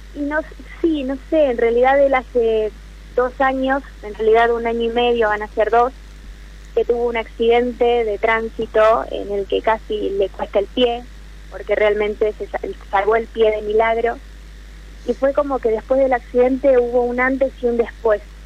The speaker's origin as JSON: {"language": "Spanish", "region": "Jujuy", "country": "Argentina", "moved": "as an adult", "lives_now": "Rosario, Argentina", "said": "Soy de Jujuy, pero estoy estudiando en Rosario"}